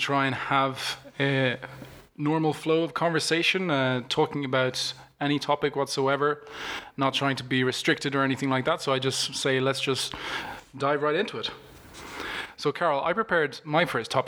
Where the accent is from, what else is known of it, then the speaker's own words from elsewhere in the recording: Italy; moved away; I'm originally from Italy